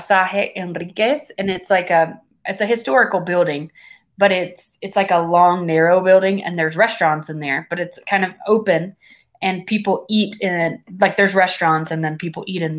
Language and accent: English; United States; moved away as an adult; now in Guatemala; I'm an American